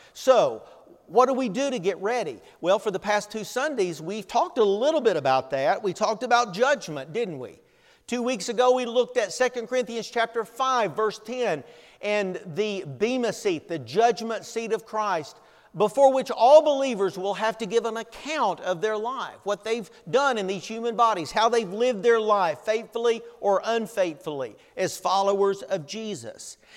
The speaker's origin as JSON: {"language": "English", "region": "Tennessee", "country": "United States", "tie": "born or raised there", "moved": "yes", "said": "we lived growing up in Tennessee"}